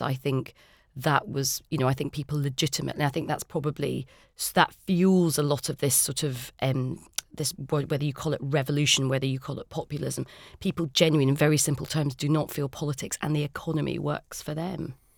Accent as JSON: {"language": "English", "region": "Scotland", "country": "United Kingdom", "said": "I'm Scottish"}